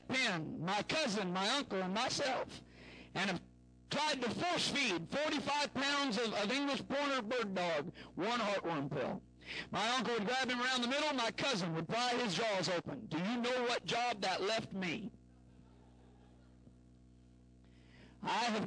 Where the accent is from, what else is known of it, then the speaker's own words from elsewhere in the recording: Southern Illinois, United States; I grew up in Southern Illinois